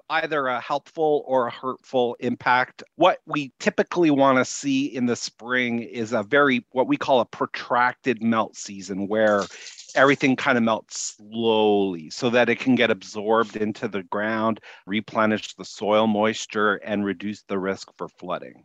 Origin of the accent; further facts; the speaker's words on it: Winnipeg, Manitoba, Canada; moved away as an adult; I grew up in Winnipeg.